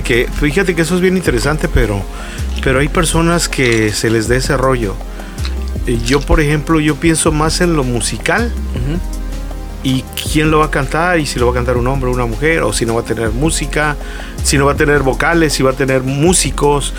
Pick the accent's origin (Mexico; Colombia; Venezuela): Mexico; Acapulco, Guerrero; moved away as an adult; now in Tijuana, Mexico; yo soy originario de Acapulco, yo nací en Acapulco, pero llegué por azares del destino aquí por trabajo a Tijuana